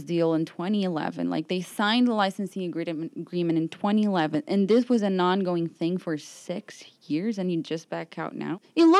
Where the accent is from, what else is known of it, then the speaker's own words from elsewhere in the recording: Rio de Janeiro, Brazil; moved away as an adult; also born or lived in New York; I am a Brazilian journalist. I'm from Rio. I've been a journalist there for about 6 years before I came here to do a master's program